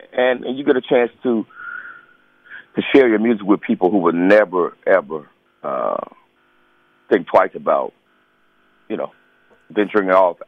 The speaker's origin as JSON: {"language": "English", "town": "Charlotte", "region": "North Carolina", "country": "United States", "said": "I'm a Southern guy, man. I'm from Charlotte, North Carolina."}